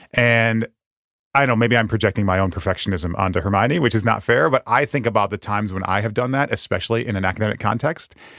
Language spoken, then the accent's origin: English; Western Michigan, United States; moved away as an adult; also born or lived in Japan; I grew up in Western Michigan